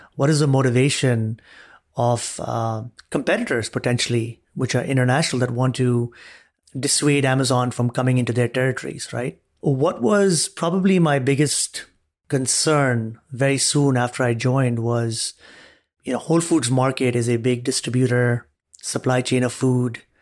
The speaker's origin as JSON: {"language": "English", "region": "Dubai", "country": "United Arab Emirates", "tie": "born or raised there", "also_born_or_lived": "Arizona, United States", "moved": "as an adult", "lives_now": "United States", "said": "I was born and raised in Dubai, grew up there, came to the U S as an undergrad"}